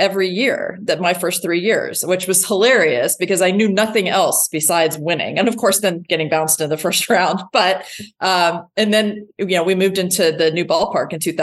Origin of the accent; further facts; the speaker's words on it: Dayton, Ohio, United States; moved away; also born or lived in Houston; I grew up in Dayton, Ohio